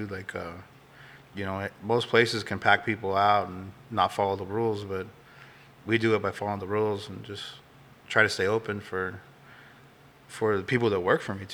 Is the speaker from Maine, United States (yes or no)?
no; Glendale, Arizona, United States; I grew up in Glendale, so okay. I'm I'm from, you know, Phoenix.